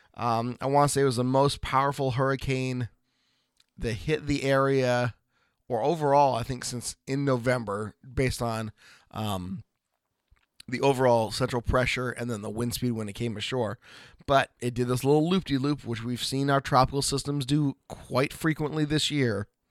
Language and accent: English; Oregon, United States; from Oregon